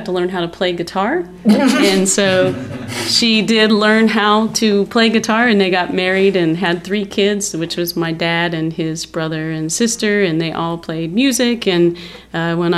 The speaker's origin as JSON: {"language": "English", "region": "Kansas", "country": "United States", "said": "I'm from Kansas"}